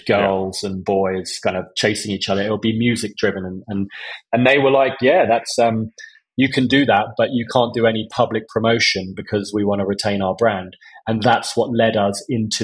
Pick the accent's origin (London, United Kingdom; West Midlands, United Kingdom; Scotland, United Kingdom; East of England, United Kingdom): East of England, United Kingdom; Essex; I grew up in Essex